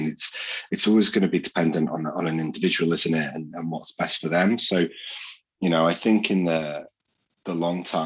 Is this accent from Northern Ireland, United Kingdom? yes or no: no; Yorkshire and the Humber, United Kingdom; I'm a Yorkshireman through and through